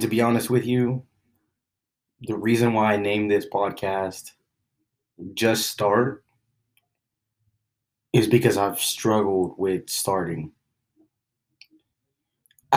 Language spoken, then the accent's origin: English; Oklahoma City, Oklahoma, United States; I grew up in Oklahoma City